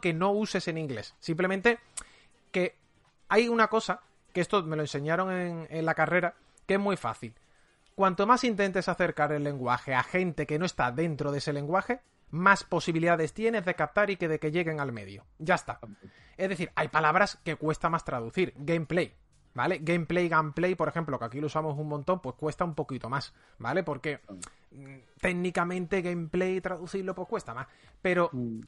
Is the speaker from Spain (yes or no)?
yes; Seville, Andalusia, Spain; Yo, por ejemplo, soy de Sevilla